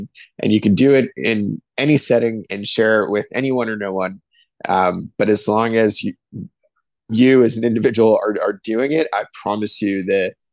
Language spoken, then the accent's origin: English; East Coast, United States; now in near Lake Michigan, United States; growing up on the East Coast, the ocean was always a draw for me